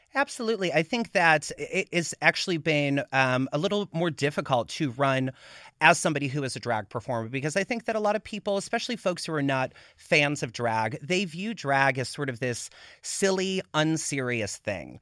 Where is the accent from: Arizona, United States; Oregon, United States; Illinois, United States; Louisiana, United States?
Illinois, United States; Chicago; moved away as an adult; also born or lived in Pittsburgh, Pennsylvania; now in Los Angeles, United States; So I born and raised in Pittsburgh. We moved to Chicago when I was about nine. That's kinda where I came of age